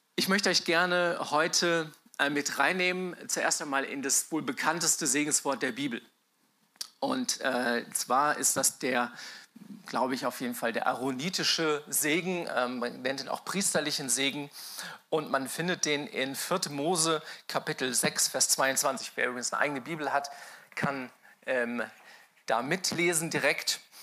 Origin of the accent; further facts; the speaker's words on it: Mainz, Rhineland-Palatinate, Germany; als Mainzer, also Mainz bin ich aufgewachsen, als Mainzer